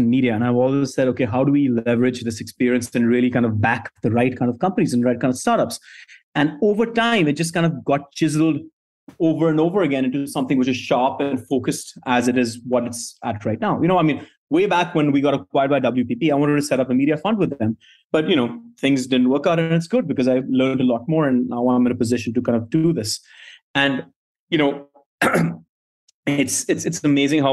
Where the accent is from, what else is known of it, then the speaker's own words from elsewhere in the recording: India; moved away as an adult; also born or lived in New York City; I was born and brought up in India